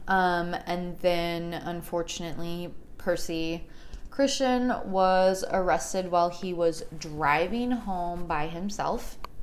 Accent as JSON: {"language": "English", "town": "Chicago", "region": "Illinois", "country": "United States", "tie": "born or raised there", "moved": "yes", "lives_now": "Phoenix, United States", "said": "I am also from Chicago, born and raised. We moved to Phoenix in 1999"}